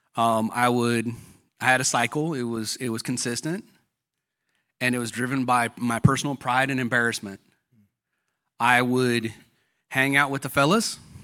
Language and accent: English; Fontana, California, United States; I grew up in Fontana, California